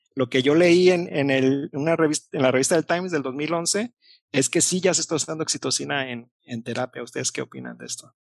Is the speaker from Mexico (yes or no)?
yes; Mexico; como buen mexicano